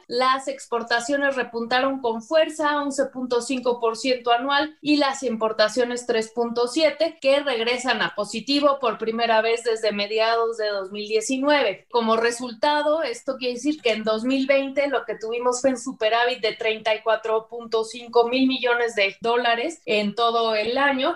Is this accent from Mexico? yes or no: yes; Mexico; cómo somos los mexicanos